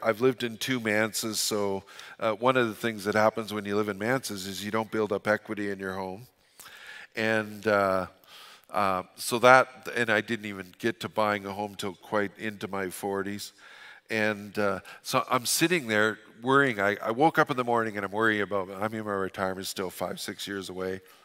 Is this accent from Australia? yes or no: no; Fort St. John, British Columbia, Canada; I'm from Fort Saint John. We don't apologize